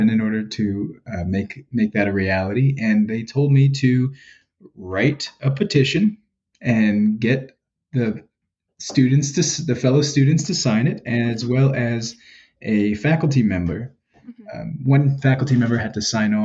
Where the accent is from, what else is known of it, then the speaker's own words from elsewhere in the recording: New York City, New York, United States; now in Philadelphia, United States; I'm from the Bronx